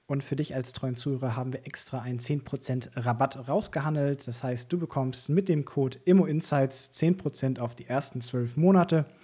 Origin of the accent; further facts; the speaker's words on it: Hamburg, Germany; über mich als Hamburger, ne?